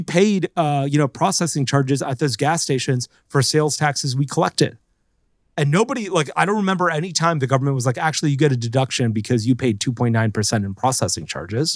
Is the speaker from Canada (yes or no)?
no; Florida, United States; I grew up in Florida